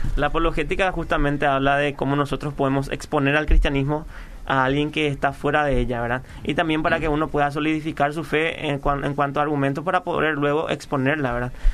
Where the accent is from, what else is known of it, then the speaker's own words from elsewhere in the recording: Paraguay; cuando decimos que somos paraguayos